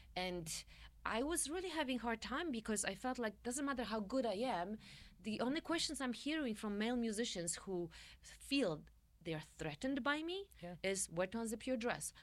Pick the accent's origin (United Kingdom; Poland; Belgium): Poland; central Poland; English is a second language; moved away as an adult; also born or lived in Warsaw, Poland; now in United States; I grew up in Poland, in very Polish part, central Poland, uh, you know, moved to Warsaw to study my music there